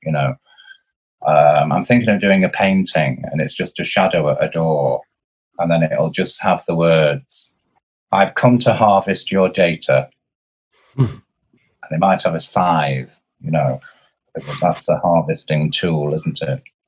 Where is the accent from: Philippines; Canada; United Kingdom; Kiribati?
United Kingdom; Blackpool, North West England; I'm from Blackpool